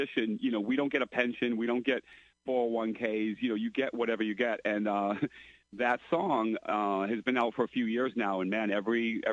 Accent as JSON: {"language": "English", "town": "Lowell", "region": "Massachusetts", "country": "United States", "tie": "born or raised there", "moved": "yes", "lives_now": "New Hampshire, United States", "said": "I grew up in Lowell, Massachusetts. I live in New Hampshire now"}